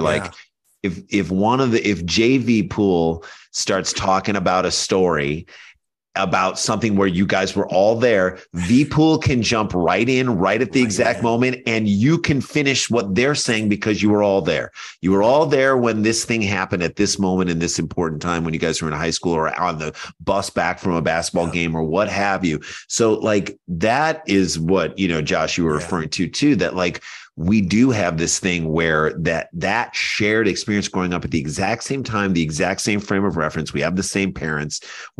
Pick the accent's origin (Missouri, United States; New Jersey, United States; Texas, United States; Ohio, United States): Missouri, United States; St. Louis; because we grew up in St. Louis at the exact same time.